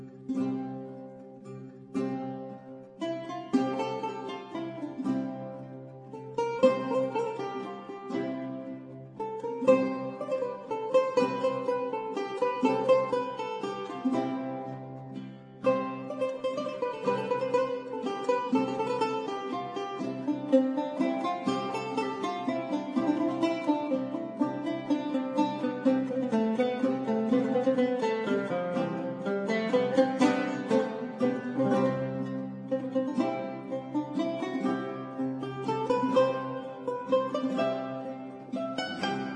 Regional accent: United States; as Americans, some of us who grew up, you know, singing hymns in churches

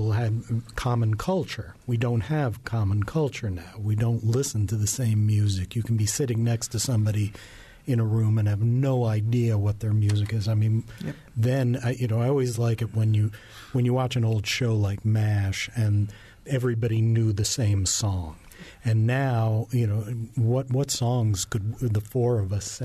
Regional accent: New York, United States; I grew up in New York

